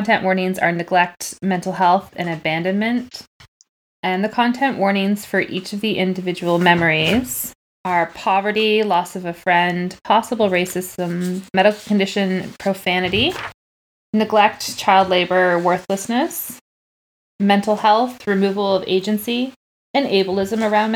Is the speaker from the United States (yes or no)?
no; Canada; I'm Canadian